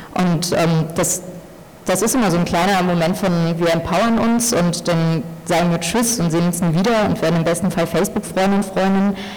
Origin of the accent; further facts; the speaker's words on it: Germany; ich bin in Deutschland geboren und aufgewachsen